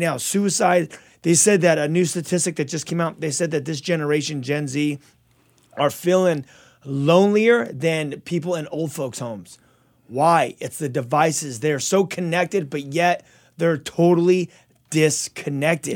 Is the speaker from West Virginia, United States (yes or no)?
no; Azusa, California, United States; born or raised there; also born or lived in Covina